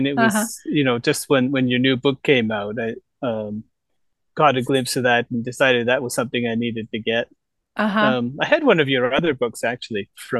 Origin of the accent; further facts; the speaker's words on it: Toronto, Ontario, Canada; moved away as an adult; now in Gifu, Japan; I grew up in Toronto.